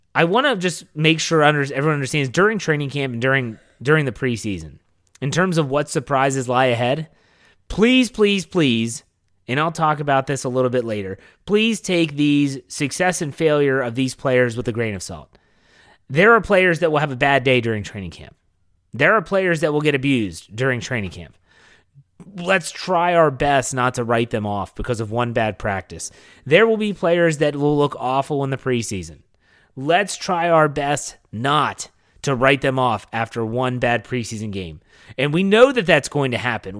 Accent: Wheeling, West Virginia, United States; moved away; I'm going back to my hometown of Wheeling, West Virginia

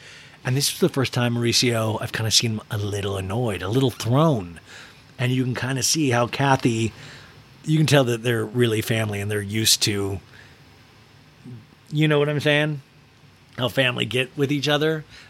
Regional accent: Bosnia & Herzegovina; when I grew up in Bosnia, we always had Ghostbusters, but they were unexperienced.

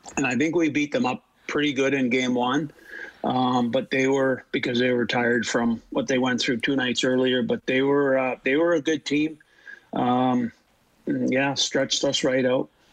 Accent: Canada; being Canadian

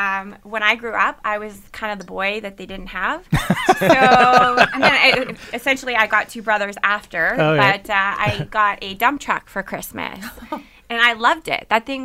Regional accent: Vancouver, British Columbia, Canada; now in Hamilton, Canada; I came from Vancouver originally.

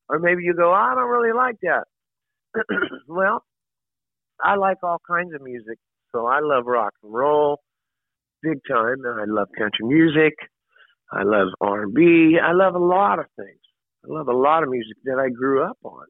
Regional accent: Oklahoma, United States; growing up in Oklahoma

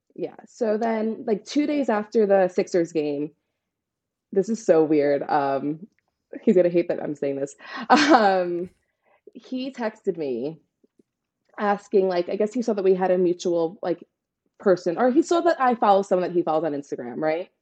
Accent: New York City, New York, United States; I'm from Staten Island, New York

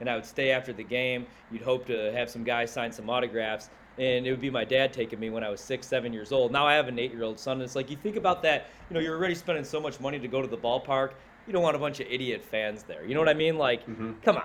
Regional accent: Joliet, Illinois, United States; my hometown Herald News, Joliet, Illinois newspaper

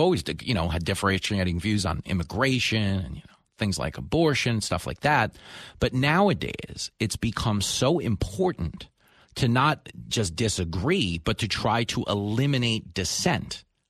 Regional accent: United States; I'm joking because I'm an American.

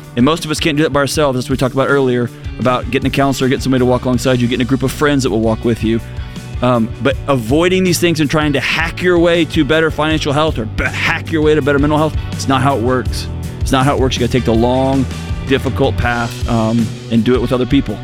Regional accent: Texas, United States; moved away; I grew up, I was born and raised in Texas. I spent 40 years there.

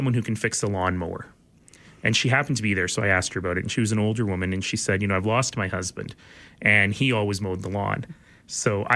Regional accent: Canada; we're Canadian

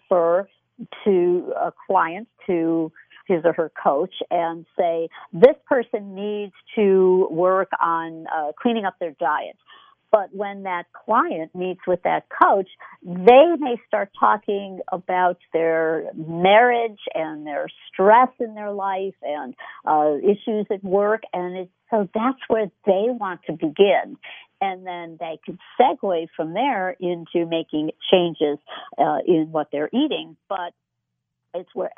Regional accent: Chicago, Illinois, United States; moved away; I was from the Chicago area

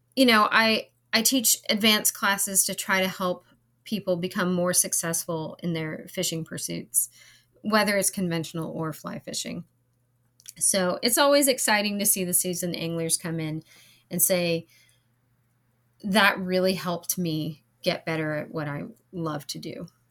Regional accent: California, United States; moved away as an adult; also born or lived in Hawaii; now in North Carolina, United States; growing up in California, I fished with my dad

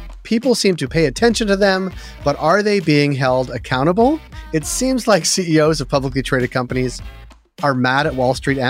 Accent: Canada; We are Canadian homers in this case.

